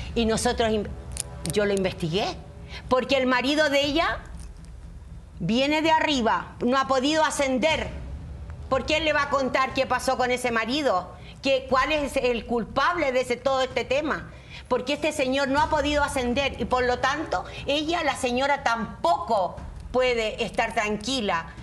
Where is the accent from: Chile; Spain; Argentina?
Chile; moved away; Yo soy una bruja que vengo de Chile